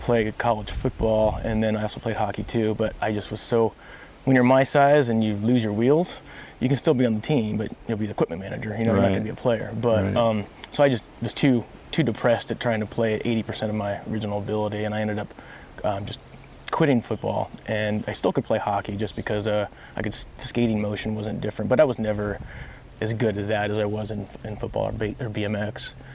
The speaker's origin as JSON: {"language": "English", "region": "Midwest", "country": "United States", "tie": "born or raised there", "said": "I grew up all over the Midwest."}